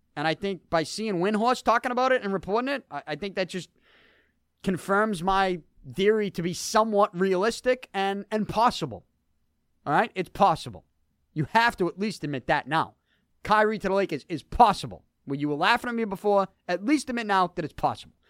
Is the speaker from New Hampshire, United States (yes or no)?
no; Boston, Massachusetts, United States; I'm from Boston and 'cause I'm a Bruins fan.